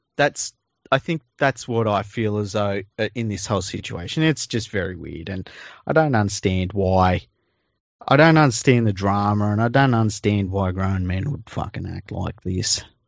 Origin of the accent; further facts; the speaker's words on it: Sydney, New South Wales, Australia; I grew up in Mount Druitt